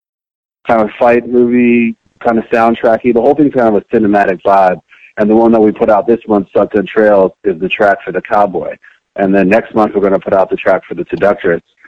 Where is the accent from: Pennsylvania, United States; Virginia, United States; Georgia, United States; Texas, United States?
Virginia, United States; Richmond; moved away as an adult; also born or lived in New Jersey / Monrovia, Liberia / London / Denver, Colorado; growing up in Richmond, Virginia